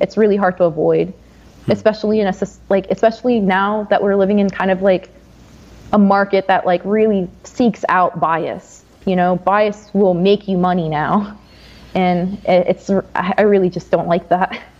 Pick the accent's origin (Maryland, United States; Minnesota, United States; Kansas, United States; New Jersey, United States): New Jersey, United States; I'm from New Jersey